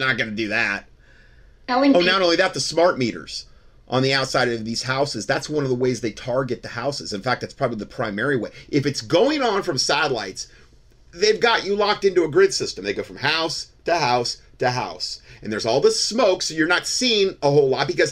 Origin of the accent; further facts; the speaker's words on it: Southwest Florida, United States; growing up in Southwest Florida